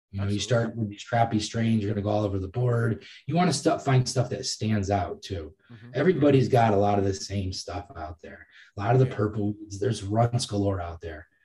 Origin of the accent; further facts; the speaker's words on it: Massachusetts, United States; I'm from Massachusetts